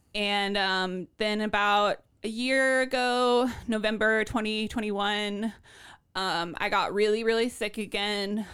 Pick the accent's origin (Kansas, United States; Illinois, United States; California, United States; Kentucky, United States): Kansas, United States; Lawrence; born or raised there; now in Portland